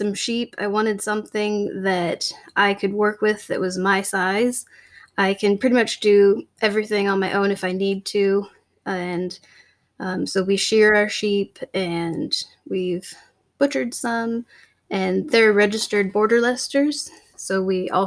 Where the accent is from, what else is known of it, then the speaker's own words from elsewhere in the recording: Washington, United States; We're both born and raised in Washington.